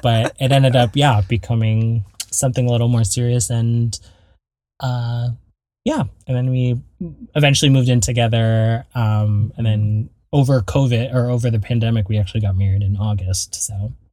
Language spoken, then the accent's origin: English; Belmont, California, United States; also born or lived in Torrance, California / Garden Grove, California; growing up in the Bay Area